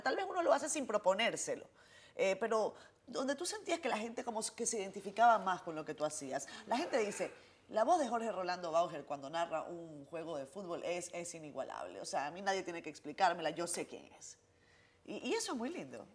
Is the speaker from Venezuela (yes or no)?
yes; Venezuela; now in Dominican Republic; yo vengo de un país como Venezuela